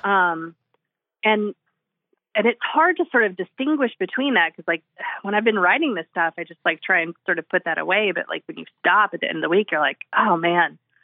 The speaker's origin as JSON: {"language": "English", "region": "45 minutes from Oklahoma City", "country": "United States", "tie": "born or raised there", "also_born_or_lived": "California", "moved": "yes", "said": "my hometown about a mile away from where, from the house where, um, where I grew up on, like, ten acres"}